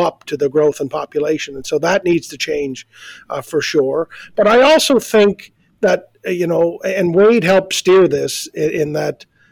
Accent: Georgetown, Prince Edward Island, Canada; I grew up in Georgetown.

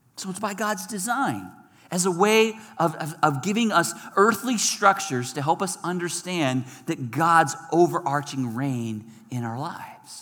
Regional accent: United States; our American culture

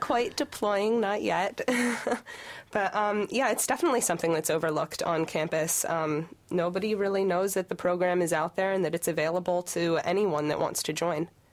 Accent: Pennsylvania, United States; moved away as an adult; I'm from Pennsylvania

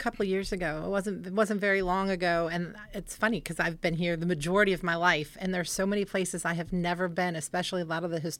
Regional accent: Chicago, Illinois, United States; accent: Chicago; No, that was not my Chicago accent.

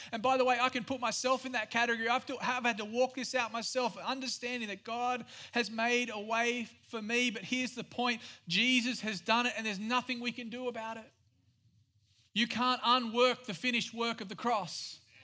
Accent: Australia; moved away; I am Australian. Yes, I have a weird accent

